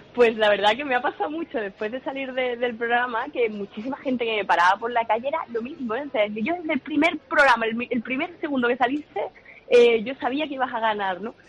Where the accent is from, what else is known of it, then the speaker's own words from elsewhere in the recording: Chiclana de la Frontera, Andalusia, Spain; mi idea sería montar un restaurante en Cádiz, de donde soy yo, en China de la Frontera